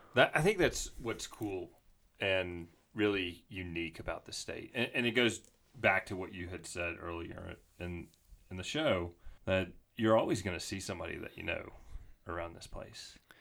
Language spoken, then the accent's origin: English; Mississippi, United States; now in Jackson, United States; me growing up in Mississippi